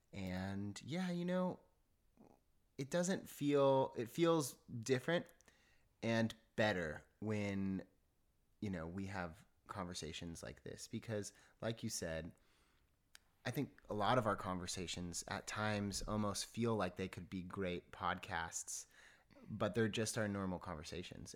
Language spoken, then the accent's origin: English; San Diego, California, United States; also born or lived in Los Angeles; I'm born and raised in Southern California. Um, I'm from San Diego originally